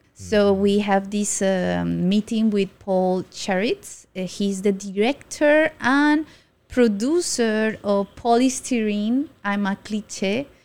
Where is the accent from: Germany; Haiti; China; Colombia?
Colombia; now in Taiwan; I'm from Colombia